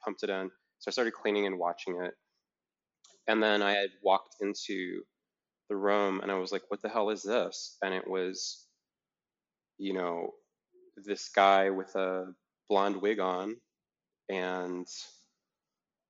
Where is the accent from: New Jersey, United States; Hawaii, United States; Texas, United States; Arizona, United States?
Hawaii, United States; also born or lived in San Francisco; now in New York, United States; I'm originally from Hawaii.